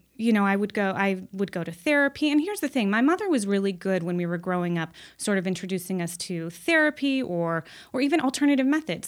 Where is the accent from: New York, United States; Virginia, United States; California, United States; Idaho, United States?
California, United States; Los Angeles; I grew up in Los Angeles